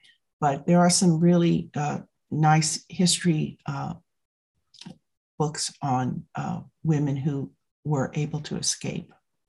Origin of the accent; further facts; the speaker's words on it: San Francisco, California, United States; I remember growing up in San Francisco, going to Chinatown